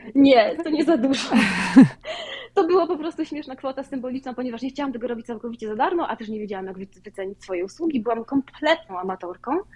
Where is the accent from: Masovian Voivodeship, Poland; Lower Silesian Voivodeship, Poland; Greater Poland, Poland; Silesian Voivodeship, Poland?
Masovian Voivodeship, Poland; Wołomin; moved away as an adult; now in Chicago, United States; Ja pochodzę z Wołomina pod Warszawą.